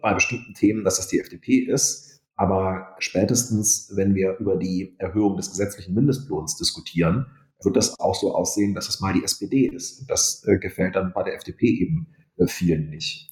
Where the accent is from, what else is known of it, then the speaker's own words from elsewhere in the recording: Wolfenbüttel, Lower Saxony, Germany; also born or lived in Hamburg; In meiner Heimat Niedersachsen